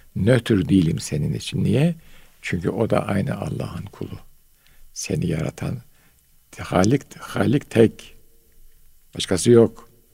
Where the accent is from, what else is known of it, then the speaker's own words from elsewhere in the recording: Istanbul, Turkey; ben Bayezid'de doğdum.